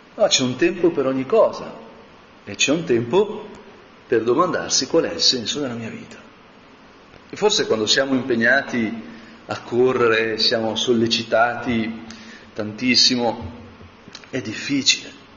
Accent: Como, Lombardy, Italy; io sono di Como

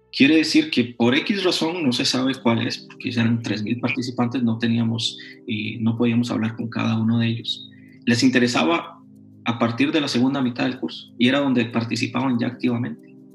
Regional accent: Costa Rica; yo no soy de México, soy de Costa Rica

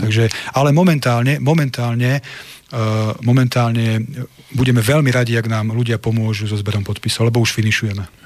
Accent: Nitra, Nitra Region, Slovakia; u nás v Nitre na Chrenovej

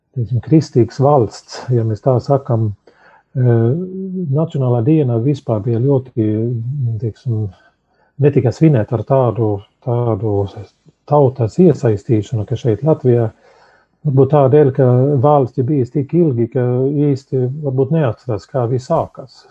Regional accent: Sweden; now in Latvia; Es uzaugu Zviedrijā

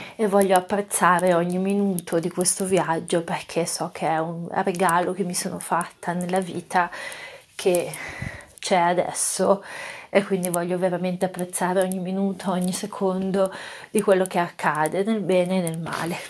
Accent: Italy; nel mio paese

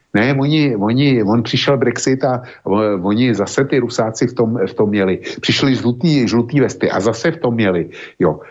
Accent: Czechia

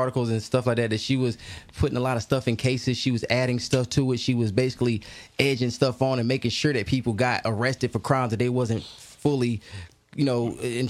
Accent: Arkansas, United States; now in Raleigh, United States; I'm not from Raleigh. So anytime I'm from Arkansas. So when I came to the Raleigh area

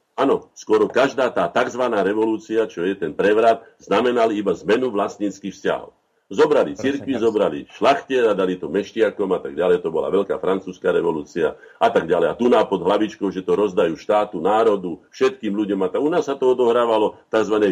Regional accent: Slovakia; všetci traja, že štyria, čo tu sme, sme Slováci

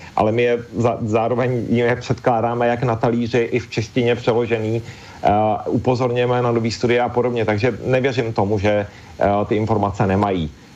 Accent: Czechia; u nás v Čechách

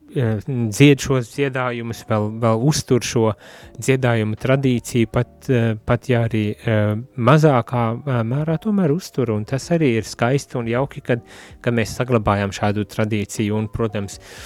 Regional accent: Riga area, Latvia; also born or lived in Courland; es no Rīgas puses un sevi vairāk par kurzemnieku uzskatu

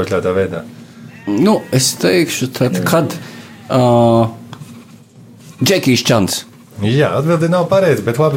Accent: Alūksne, Alūksne Municipality, Latvia; Bet es kā alūksnietis pareizi arī to nezinātu, jo tā Rīga tālu no mums.

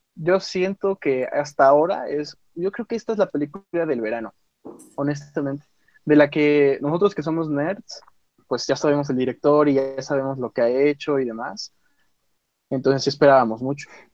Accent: Mexico; nuestro México lindo y querido

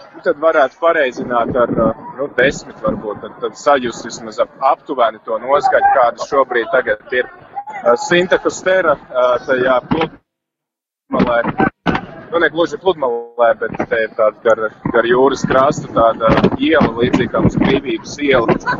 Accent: Latvia; Mēs šeit esam trīs garīdznieki no Latvijas

